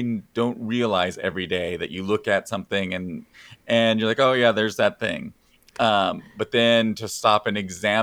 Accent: Sutton, Nebraska, United States; moved away as an adult; now in Beatrice, United States; I'm from Sutton, which is out by Hastings.

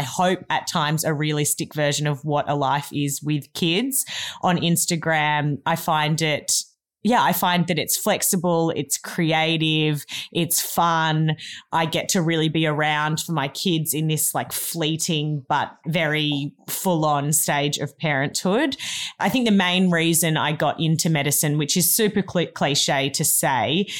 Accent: Melbourne, Victoria, Australia; now in Cabarita Beach, Australia; I grew up in Melbourne, but I now live in Cabarita Beach, which is in northern New South Wales

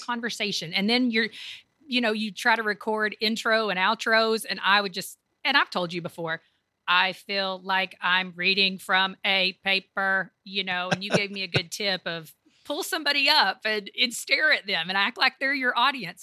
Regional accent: Kentucky, United States; moved away as an adult; also born or lived in Tampa, Florida; now in Raleigh, United States; I grew up in Kentucky

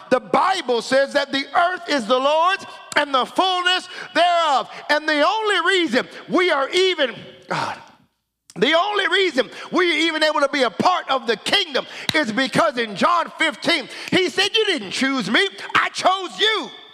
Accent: United States; now in Canada; America, where I am from

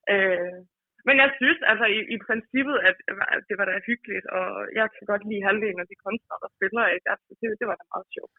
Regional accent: Sønderborg, Southern Denmark, Denmark; now in Esbjerg, Denmark; jeg, jeg, bor i Esbjerg. Jeg kommer fra Sønderborg

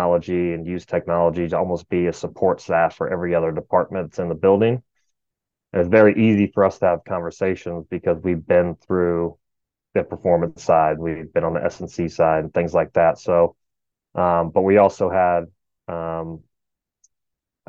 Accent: Indianapolis, Indiana, United States; moved away as an adult; also born or lived in Oxford, Mississippi; now in Houston, United States; I grew up in Indianapolis

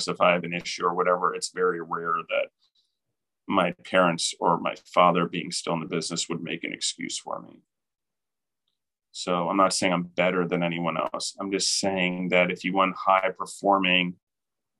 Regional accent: United States; particularly as Americans

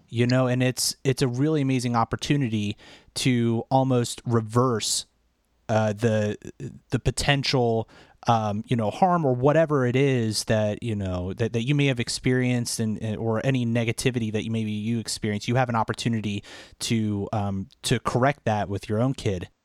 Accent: Washington, District of Columbia, United States; We, we hail from the Washington, D C area

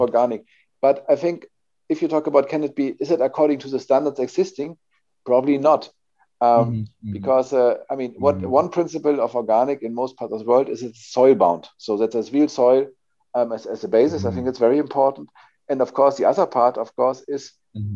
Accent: Hamburg, Germany; I'm coming from Hamburg, a sea town or near sea town in, in north of Germany.

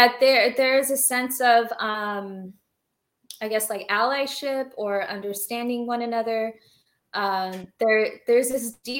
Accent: Orange County, California, United States; also born or lived in Somalia; I was born there. And I grew up mainly in Orange County after our resettlement process

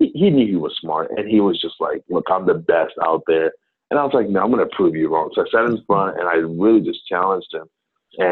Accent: Ghana; also born or lived in New Jersey, United States; now in United States; I'm originally from Ghana, from West Africa. I was born in New Jersey, but family moved back to Ghana when I was quite young.

